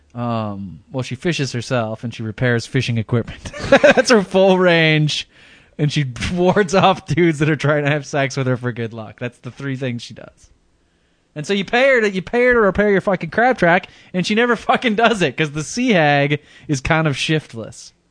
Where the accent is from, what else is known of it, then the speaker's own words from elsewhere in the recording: Midwest, United States; moved away; I'm from the Midwest